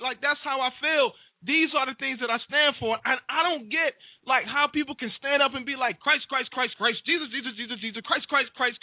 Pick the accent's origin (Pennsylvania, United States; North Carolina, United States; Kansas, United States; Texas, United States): North Carolina, United States; Wilson; Wilson NC, big up my hometown